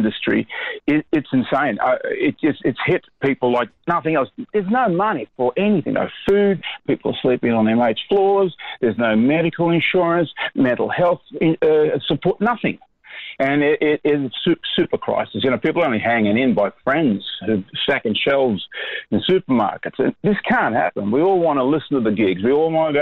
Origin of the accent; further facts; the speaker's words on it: Australia; also born or lived in Sweden; I was born in Sweden and came here in 60, or came to Australia in 66